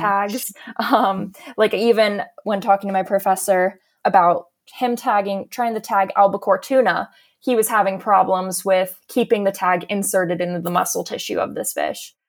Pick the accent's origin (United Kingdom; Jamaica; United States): United States; Sarasota, Florida; growing up in Florida